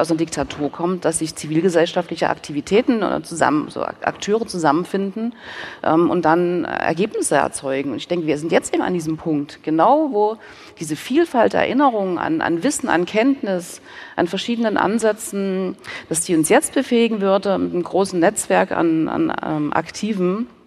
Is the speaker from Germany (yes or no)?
yes; Dresden, Saxony, Germany; ich bin ja auch in Dresden groß geworden